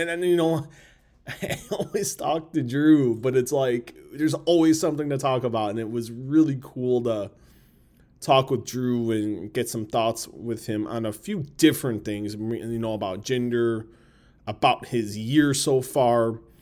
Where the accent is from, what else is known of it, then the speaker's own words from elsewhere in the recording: Chicago, Illinois, United States; I've always been proud to live in Chicago. Where I was born, I've been born and raised, that's where I'm raising my kids. From the sub, I'm from the suburbs